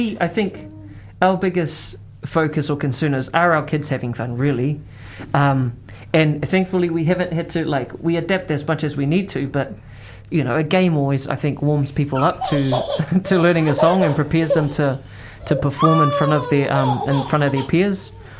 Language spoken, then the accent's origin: English; North Island, New Zealand; we're both from the North Island